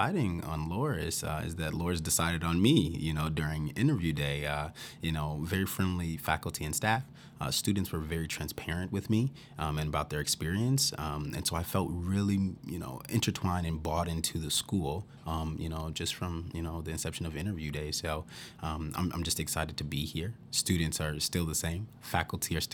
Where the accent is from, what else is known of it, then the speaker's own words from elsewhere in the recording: Chicago, Illinois, United States; moved away as an adult; also born or lived in Wisconsin / New York / Georgia; now in Dubuque, United States; originally I'm from the Chicago area, and so by being born and raised in Chicago